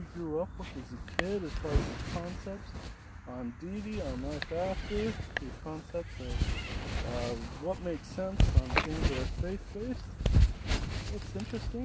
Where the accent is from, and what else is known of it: Utah, United States; born or raised there; moved away